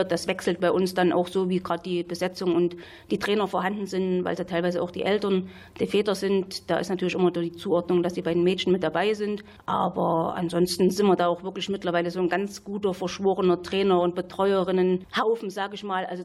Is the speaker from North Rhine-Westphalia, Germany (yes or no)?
no; Saxony, Germany; Aber groß geworden bin ich ja in Sachsen im Erzgebirge, hört man vielleicht auch noch. Und habe da auch von klein auf Fußball gespielt.